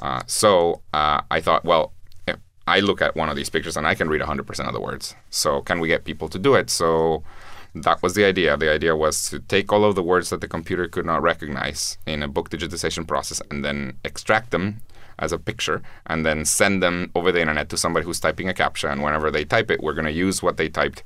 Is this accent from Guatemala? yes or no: yes; Guatemala; I'm from Guatemala, which is a very poor country